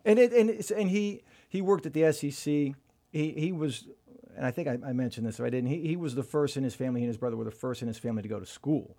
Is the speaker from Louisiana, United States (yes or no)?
no; Sefton, Florida, United States; also born or lived in Jacksonville, Florida / Tampa, Florida; I grew up in Sefton. We moved to Sefton when I was about maybe a year and a half, and I've, and then we moved into Tampa in eighth grade